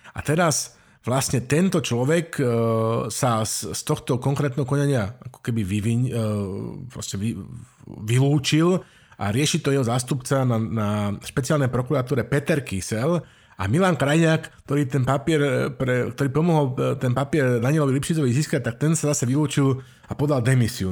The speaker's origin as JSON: {"language": "Slovak", "country": "Slovakia", "said": "Slováci my sa vždycky pýtame, že odkiaľ si"}